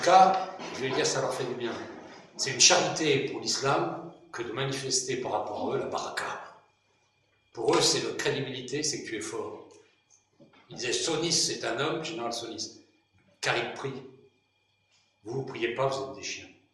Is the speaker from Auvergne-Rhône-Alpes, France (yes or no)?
no; Brittany, France; je suis breton.